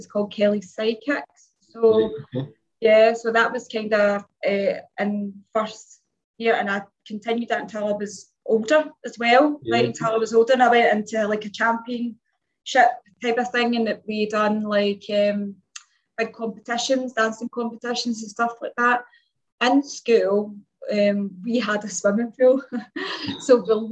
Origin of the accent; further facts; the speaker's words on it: Glasgow, Scotland, United Kingdom; I'm 47 from Glasgow, Scotland